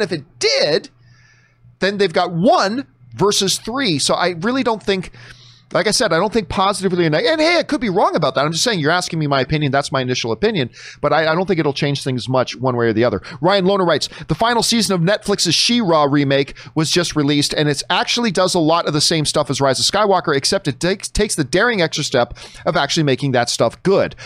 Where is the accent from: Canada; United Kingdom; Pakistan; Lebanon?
Canada; I say that as a Canadian